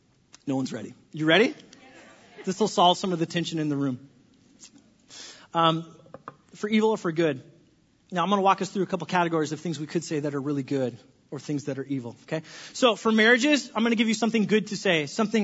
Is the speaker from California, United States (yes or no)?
yes; California, United States; I grew up in California, and our state was always on fire